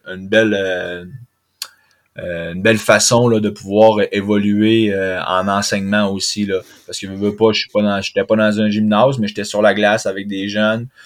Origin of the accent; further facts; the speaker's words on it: Chicoutimi, Quebec, Canada; moved away as an adult; now in France; c'était de revenir chez nous à Chicoutimi parce que là j'allais à l'école à Chicoutimi, donc je suis revenu chez mes parents à Chicoutimi